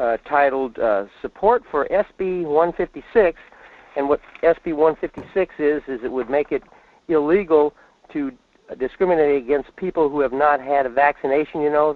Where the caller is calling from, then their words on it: Fairbanks, Alaska, United States; in Fairbanks.